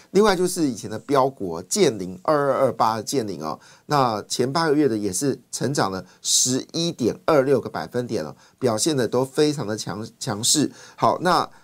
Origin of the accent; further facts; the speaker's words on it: Taiwan; 我们台湾人